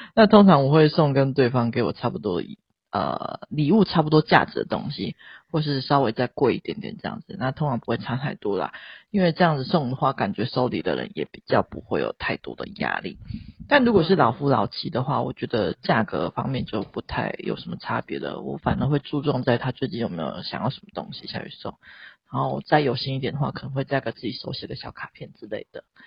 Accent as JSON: {"language": "Chinese", "country": "Taiwan", "tie": "born or raised there", "said": "我们生在台湾"}